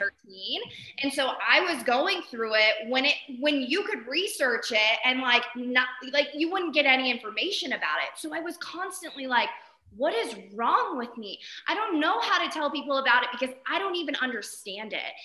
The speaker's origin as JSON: {"language": "English", "region": "Arizona", "country": "United States", "also_born_or_lived": "San Diego", "moved": "as an adult", "lives_now": "Jackson, United States", "said": "I'm originally from Arizona, did undergrad and grad in San Diego."}